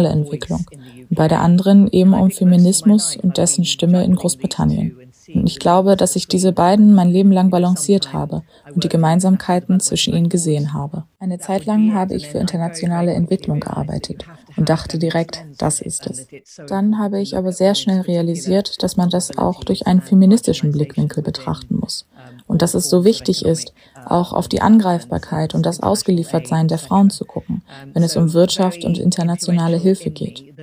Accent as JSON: {"language": "German", "country": "Ethiopia", "tie": "born or raised there", "said": "Aber ich bin in Äthiopien aufgewachsen und das hat mich auch sehr beeinflusst."}